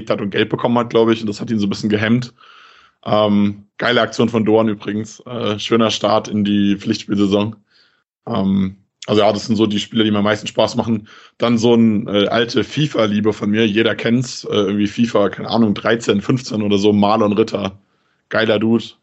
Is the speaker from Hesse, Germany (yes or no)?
yes; Frankfurt, Hesse, Germany; gut, als äh, Frankfurter natürlich Erik Durm